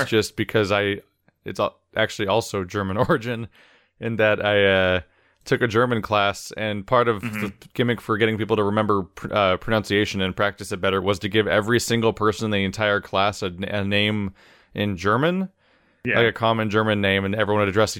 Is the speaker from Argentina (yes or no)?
yes; Argentina; By the way, I'm from Argentina.